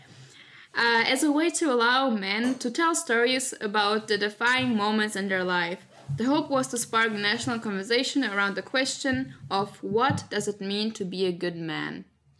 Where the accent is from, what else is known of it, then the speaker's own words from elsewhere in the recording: Slovakia; English is a second language; moved away as an adult; now in Canada; I'm from Slovakia